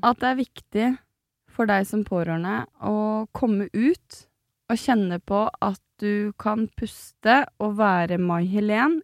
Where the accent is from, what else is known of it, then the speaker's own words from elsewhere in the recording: Slemmestad, Akershus, Norway; jeg er fra Slemmestad, og jeg er stolt av det